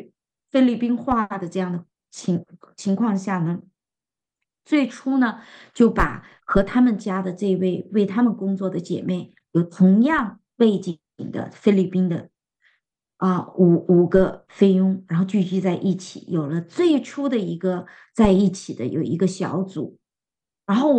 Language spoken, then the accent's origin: Chinese; China; 因为这个食物真的是太适合我们中国人的胃了